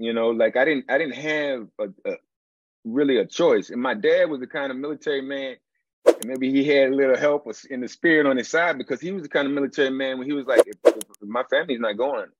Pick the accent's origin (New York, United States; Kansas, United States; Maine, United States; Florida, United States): Kansas, United States; Wichita; Yeah, well, I grew up all over. I'm a vagabond of sorts, but I was a military brat, man.